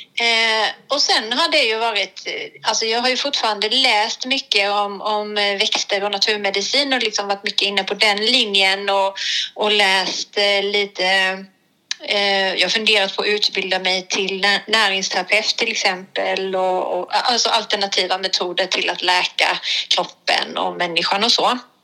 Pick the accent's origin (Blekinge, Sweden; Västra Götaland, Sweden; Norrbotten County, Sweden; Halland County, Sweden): Blekinge, Sweden; also born or lived in Hemsjö / Ryd; jag är faktiskt från Blekinge från början